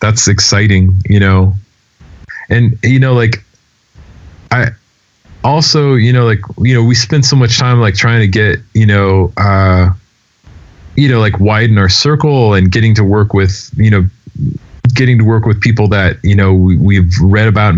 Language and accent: English; Denver, Colorado, United States; moved away; also born or lived in New York; people that I grew up with out in Denver